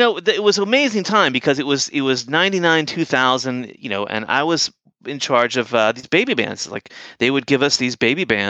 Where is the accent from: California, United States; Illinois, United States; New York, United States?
California, United States; San Francisco; He goes, "Where are you from?" I said, "I'm from San Francisco."